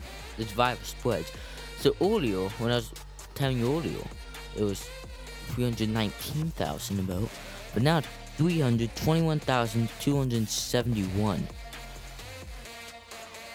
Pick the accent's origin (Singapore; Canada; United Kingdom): Canada; my hometown, Canada